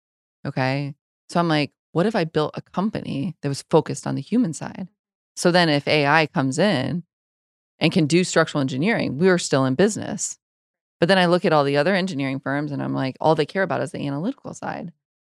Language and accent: English; Iowa, United States; moved away as an adult; also born or lived in Wyoming / Raleigh, North Carolina; I'm from Iowa. I grew up on a farm in the middle of nowhere.